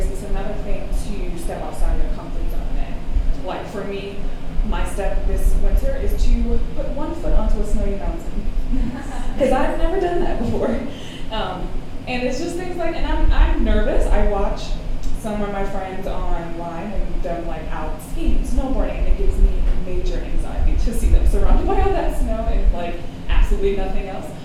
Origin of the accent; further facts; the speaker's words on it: Baltimore, Maryland, United States; I'm from Baltimore